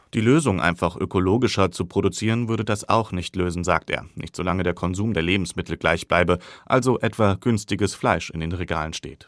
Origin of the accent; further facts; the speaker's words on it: Hesse, Germany; bei uns in Hessen